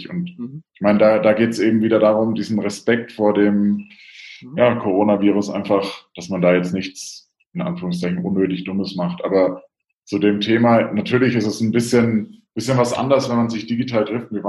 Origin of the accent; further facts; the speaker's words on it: Bavaria, Germany; ich komme aus Franken, deswegen habe ich die ganze Coburg-Geschichte ja so ein bisschen aus der Ferne, aus Rothenburg auch miterlebt